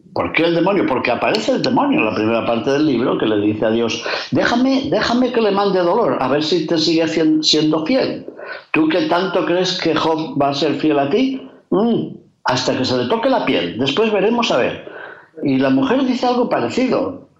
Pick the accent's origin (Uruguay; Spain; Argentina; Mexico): Spain; Castile and León; como dicen en mi tierra de León